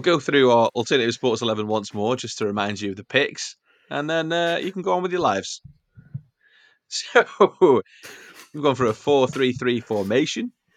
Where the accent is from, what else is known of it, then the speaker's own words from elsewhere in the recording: Wales, United Kingdom; I'm a Welshman in the middle of Greece